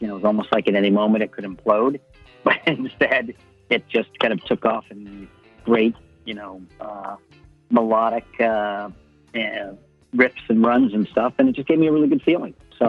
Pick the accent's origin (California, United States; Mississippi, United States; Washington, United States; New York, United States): Washington, United States; Tacoma; born there; Well, originally, yeah, I was born in Tacoma. I was born in the rain.